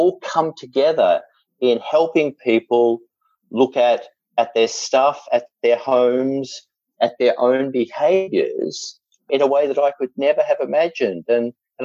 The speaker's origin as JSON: {"language": "English", "country": "Australia", "accent": "Australian", "said": "there's an element of being Australian that you can kind of get away with things. And the truth also is, with this accent"}